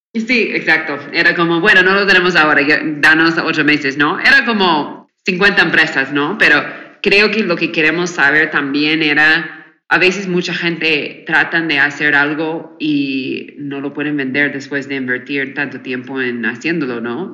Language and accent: Spanish; United States; Spanish is a second language; moved away as an adult; now in Mexico; yo soy de Estados Unidos, me mudé hace wow, este cinco o seis años ahora